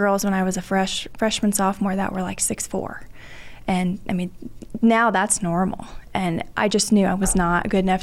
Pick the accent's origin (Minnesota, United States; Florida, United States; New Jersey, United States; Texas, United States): Texas, United States; Dallas; grew up DFW area. My mom and dad had a small farm in the Metroplex